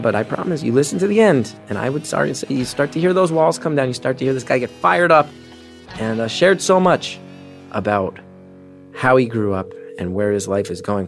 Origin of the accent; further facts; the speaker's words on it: Northeast, United States; I grew up in the Northeast